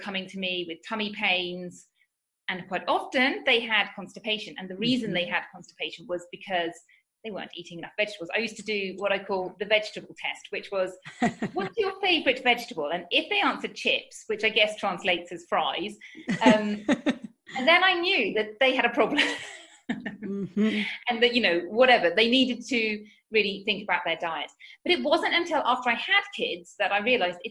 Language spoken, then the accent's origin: English; United Kingdom; moved away as an adult; now in Spain; as you can tell from my accent, I'm from the UK